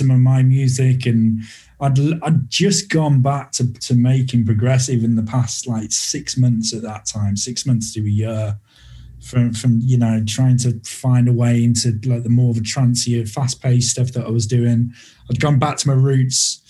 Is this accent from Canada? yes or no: no; Birmingham, West Midlands, United Kingdom; Birmingham, which is my hometown here in the UK